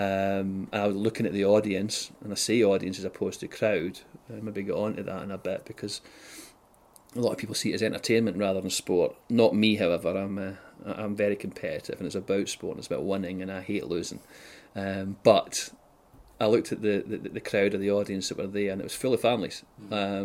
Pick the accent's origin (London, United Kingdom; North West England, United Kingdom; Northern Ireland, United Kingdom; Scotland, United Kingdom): Scotland, United Kingdom; Whitburn; moved away as an adult; also born or lived in South of England; now in Glasgow, United Kingdom; I grew up in West Lothian, a place called Whitburn